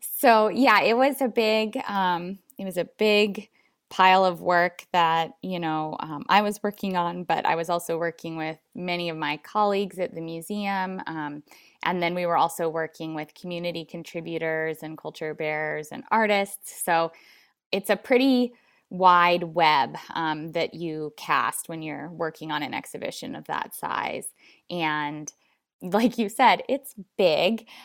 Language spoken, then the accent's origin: English; Alaska, United States; I was born and raised in Alaska